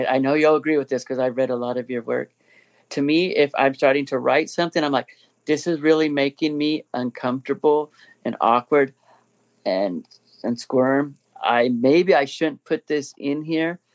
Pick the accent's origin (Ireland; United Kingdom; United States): United States; Inland Empire, California; us from the Inland Empire